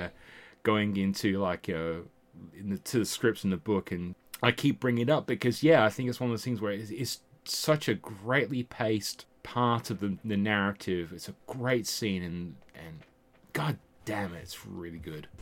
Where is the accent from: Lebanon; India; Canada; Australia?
Australia; born or raised there; also born or lived in England